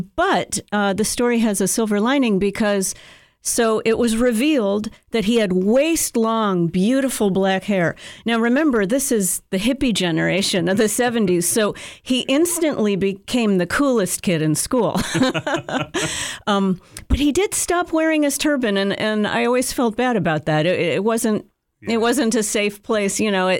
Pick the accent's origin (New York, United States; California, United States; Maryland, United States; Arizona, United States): Maryland, United States; Rockville; I grew up in Rockville, Maryland